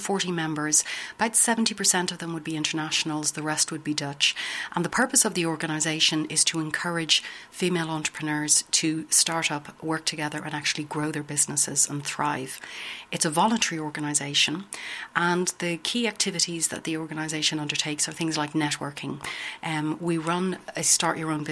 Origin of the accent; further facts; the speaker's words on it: Ireland; accent: Irish; moved away as an adult; now in Netherlands; As you can hear from my accent, I'm Irish